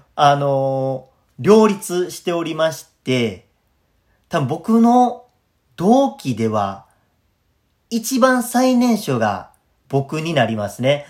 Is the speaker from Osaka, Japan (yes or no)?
yes; Kadoma, Osaka, Japan; 出 身は大阪府門真市というところ